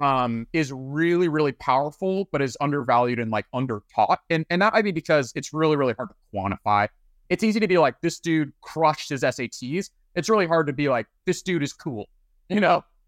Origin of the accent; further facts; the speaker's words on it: Flower Mound, Texas, United States; moved away as an adult; also born or lived in Oxford, Mississippi; I'm from Dallas. I, I'm actually from the suburbs, uh, Flower Mound. Grew up there